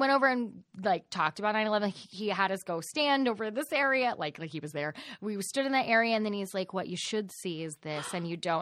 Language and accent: English; Dallas, Texas, United States; I am from Dallas